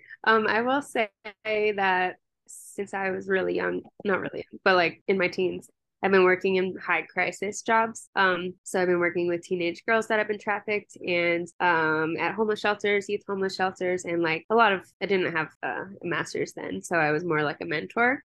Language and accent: English; Maryland, United States; moved away as an adult; now in Colorado, United States; I'm from Maryland, and then I moved out here for undergrad